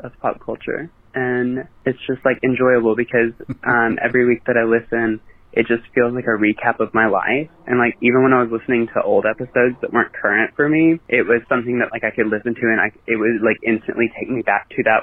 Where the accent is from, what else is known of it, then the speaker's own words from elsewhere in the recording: Mississippi, United States; and I'm from Mississippi, which is, uh, i I might be the only listener from Mississippi, to be honest.